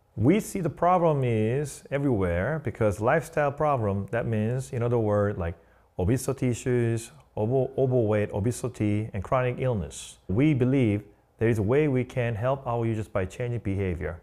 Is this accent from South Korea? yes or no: yes; South Korea; English is a second language; moved away as an adult; also born or lived in Long Island, New York; now in New York City, United States